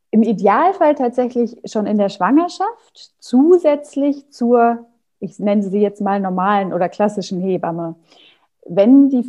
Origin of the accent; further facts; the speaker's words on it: Paderborn, North Rhine-Westphalia, Germany; born there; moved away as an adult; now in Hamburg, Germany; ich ähm, bin seit 2009 in Hamburg, komme gebürtig aus Nordrhein-Westfalen, aus Paderborn